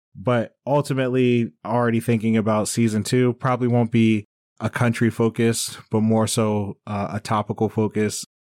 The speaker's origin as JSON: {"language": "English", "region": "Maryland", "country": "United States", "tie": "born or raised there", "also_born_or_lived": "Bangkok, Thailand", "moved": "as an adult", "said": "that's what my home world is, Maryland or the U S. right? Because I'm an American, I grew up here"}